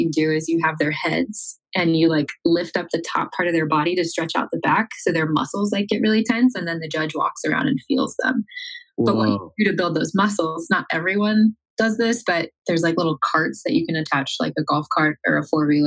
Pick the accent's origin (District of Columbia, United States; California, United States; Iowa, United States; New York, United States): Iowa, United States; Iowa on a farm.